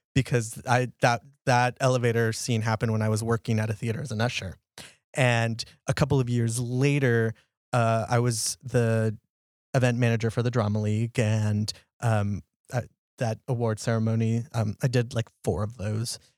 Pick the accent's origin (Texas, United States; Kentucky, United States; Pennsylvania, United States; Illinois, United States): Texas, United States; I'm from Texas